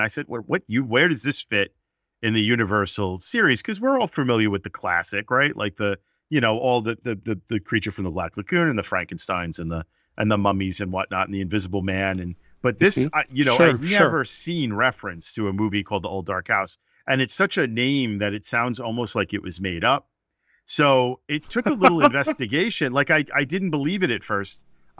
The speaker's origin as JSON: {"language": "English", "town": "New York City", "region": "New York", "country": "United States", "tie": "born or raised there", "said": "I grew up in New York, like I had mentioned earlier, and I grew up in Brooklyn. That's where I was born and my family lived."}